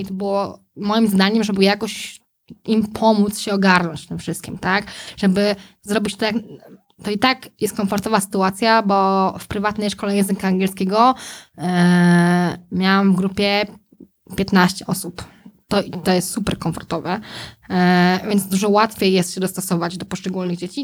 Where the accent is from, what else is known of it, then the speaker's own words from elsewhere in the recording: Józefów, Masovian Voivodeship, Poland; jako dziecko mieszkałam w Józefowie pod Warszawą